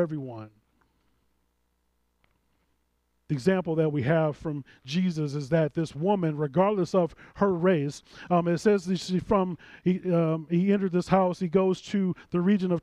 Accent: St. Louis, Missouri, United States; I'm a St. Louisan. I'm from St. Louis.

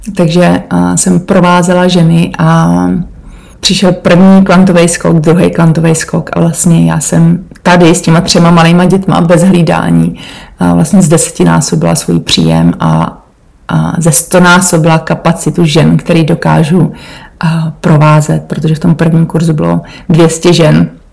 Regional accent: Czechia; moved away as an adult; also born or lived in Portugal; now in Cornwall, United Kingdom; já jsem z Podkrkonoší

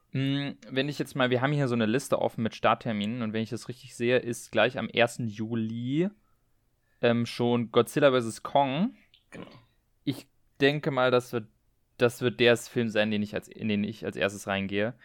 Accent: Berlin, Germany; wir kommen ja beide aus Berlin

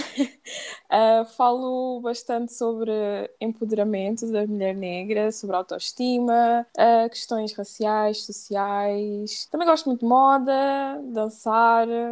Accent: Portugal; eu nasci em Portugal, mas os meus pais são da Guiné-Bissau

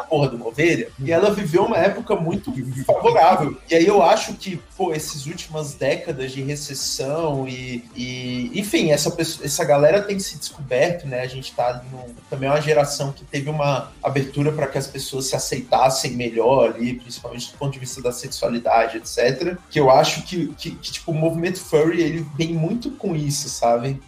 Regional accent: Brasília, Federal District, Brazil; nós somos de Brasília

